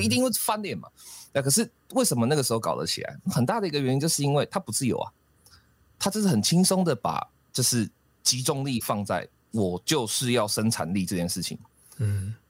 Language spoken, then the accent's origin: Chinese; Taiwan; 这个事实上真的才是我们台湾人最大的武器